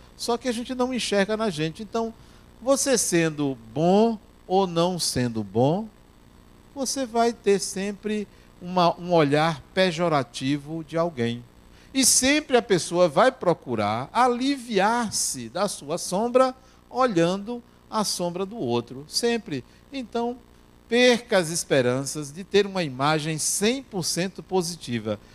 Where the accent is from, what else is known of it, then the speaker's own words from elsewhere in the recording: Brazil; nós brasileiros